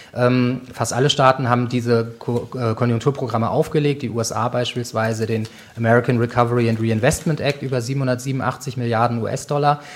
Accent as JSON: {"language": "German", "country": "Germany", "said": "Als Deutsche"}